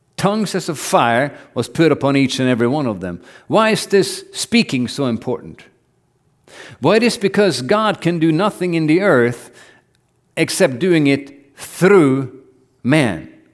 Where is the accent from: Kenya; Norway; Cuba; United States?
Norway; I grew up in Norway